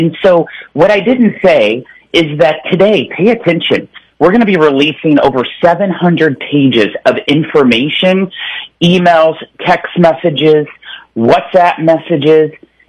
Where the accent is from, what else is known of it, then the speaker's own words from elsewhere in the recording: Ozarks, Missouri, United States; accent: Ozark; I'll stay with my Ozark accent